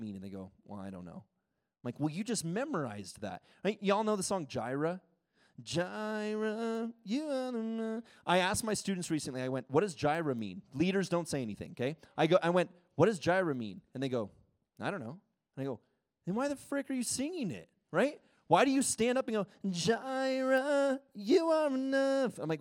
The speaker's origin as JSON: {"language": "English", "country": "United States", "also_born_or_lived": "Ecuador", "first_language": "English", "moved": "as an adult"}